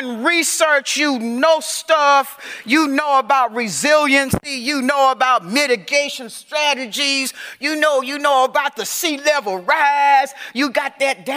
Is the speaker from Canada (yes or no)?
no; Savannah, Georgia, United States; I am from Savannah, Georgia, and I'm kin to that sister right there, because I was born on a peanut farm in Georgetown, Georgia